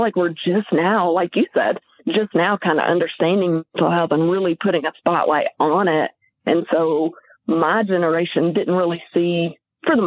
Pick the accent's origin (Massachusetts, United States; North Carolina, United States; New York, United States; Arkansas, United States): Arkansas, United States; White Hall; also born or lived in Pine Bluff, Arkansas / Conway, Arkansas; I'm from the Pine Bluff area, but I went to junior high and high school in Whitehall.